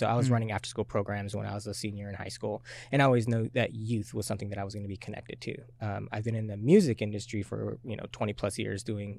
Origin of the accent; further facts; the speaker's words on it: Tacoma, Washington, United States; also born or lived in Japan / California / Colorado / Hawaii; I guess I could say I grew up in Tacoma. I was born military, so